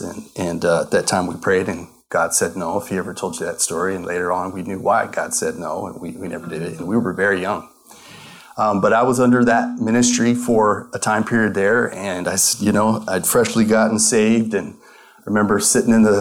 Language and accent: English; Colorado, United States; moved away as an adult; also born or lived in Tulsa, Oklahoma; now in Arizona, United States; I grew up actually in Colorado